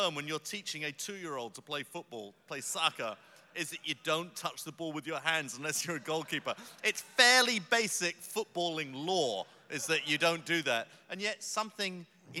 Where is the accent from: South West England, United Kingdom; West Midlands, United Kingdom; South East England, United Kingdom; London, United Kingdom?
London, United Kingdom; I'm from South London